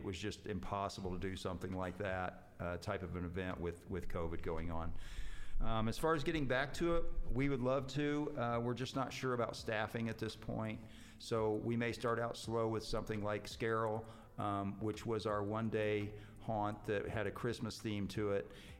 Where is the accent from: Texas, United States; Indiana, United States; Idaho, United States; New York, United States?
Indiana, United States; Connersville; I grew up in Connersville, Indiana